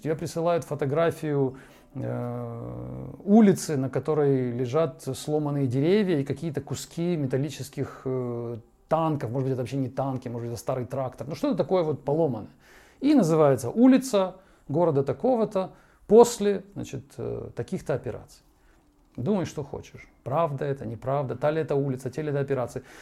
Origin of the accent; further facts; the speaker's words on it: Ukraine; moved away as an adult; now in Moscow, Russia; с нашей, с той стороны, где я родился и вырос